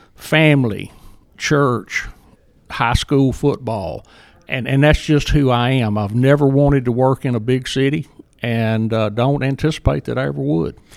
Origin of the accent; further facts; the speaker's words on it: Jackson, Mississippi, United States; accent: Southern; moved away as an adult; now in Murray, Kentucky, United States; as you might can tell from my accent, I'm, uh, proudly Southern. And I, I grew up in Jackson